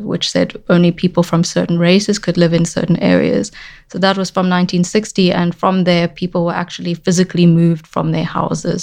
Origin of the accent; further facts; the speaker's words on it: South Africa; I grew up in South Africa.